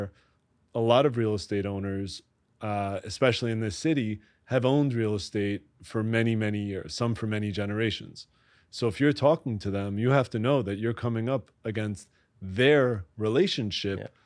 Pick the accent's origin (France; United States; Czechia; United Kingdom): United States; Great Neck, New York; I grew up in Great Neck, Long Island, which is just outside the city